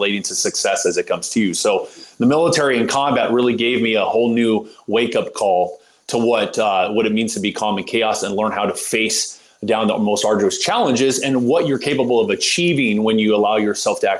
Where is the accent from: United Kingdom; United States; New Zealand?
United States; Southern California; a family growing up in Southern California of athletes